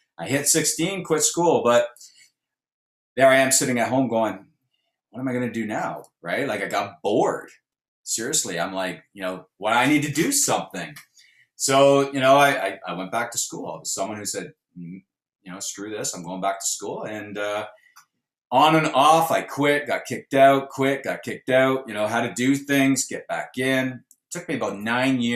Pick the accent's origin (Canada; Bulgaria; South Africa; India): Canada; Brantford, Ontario; moved away as an adult; now in Texas, United States; I'm actually was raised in a city called Brantford